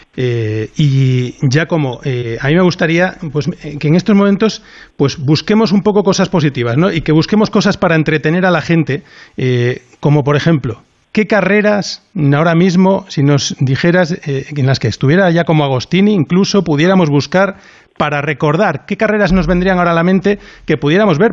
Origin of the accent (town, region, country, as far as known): Spain